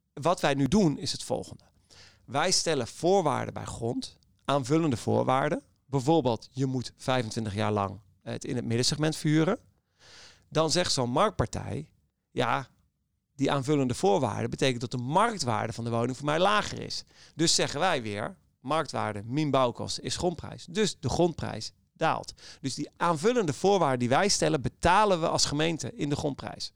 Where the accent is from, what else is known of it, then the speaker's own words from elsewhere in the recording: Amsterdam, North Holland, Netherlands; we als Amsterdammers